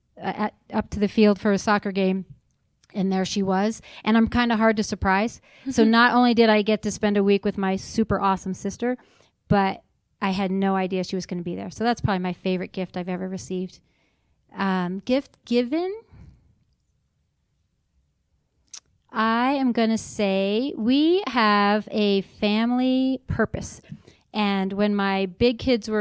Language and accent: English; New York, United States; born or raised there; moved away as an adult; now in Utah, United States